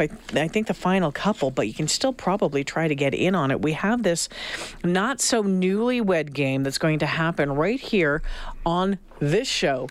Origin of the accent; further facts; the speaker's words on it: Northern Ontario, Canada; moved away; also born or lived in Sault Ste. Marie / Thunder Bay / Regina; a tough girl growing up in Northern Ontario